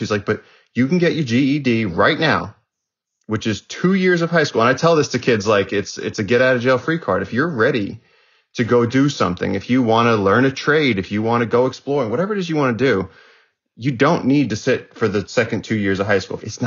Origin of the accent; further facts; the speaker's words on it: northern New Jersey, United States; also born or lived in Brooklyn, New York; I was born in Brooklyn, and my parents wanted to get away from the city, so they moved to like northern New Jersey, and so I had access to a lot of forest